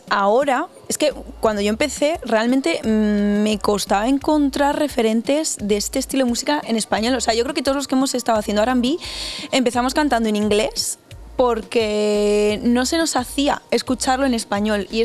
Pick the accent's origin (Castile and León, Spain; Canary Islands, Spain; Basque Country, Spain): Castile and León, Spain; Miranda de Ebro; now in Madrid, Spain; pues yo soy de Miranda de Ebro, muy cerquita de aquí, y hago R&B y ahora actualmente estoy viviendo en Madrid.